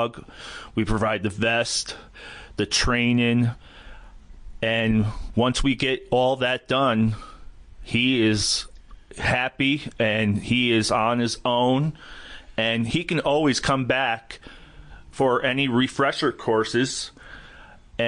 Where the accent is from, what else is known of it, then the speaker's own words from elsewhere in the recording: Callicoon, New York, United States; I am a resident of Sullivan County. I grew up in a little town called Calicoon. Was there all my life with the exception of my time in the service.